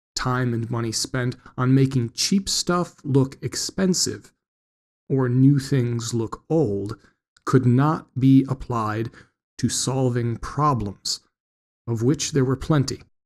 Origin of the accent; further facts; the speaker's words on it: Wisconsin, United States; growing up in Wisconsin